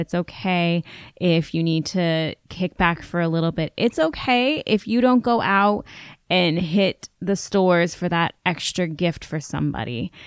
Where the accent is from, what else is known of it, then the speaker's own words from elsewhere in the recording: United States; I'm an American girl growing up in an urban area